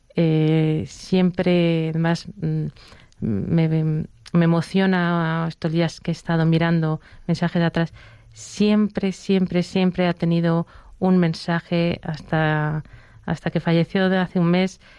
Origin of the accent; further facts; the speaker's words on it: Barcelona, Catalonia, Spain; now in Madrid, Spain; yo soy de Barcelona, vivo en Madrid